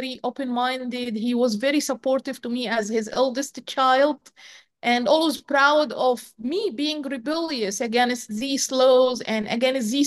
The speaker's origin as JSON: {"language": "English", "country": "Egypt", "tie": "born or raised there", "moved": "as an adult", "said": "growing up in Egypt is not easy. It's a very closed society. Growing up as a woman in particular in Egypt is as a girl, as a woman, is not easy at all."}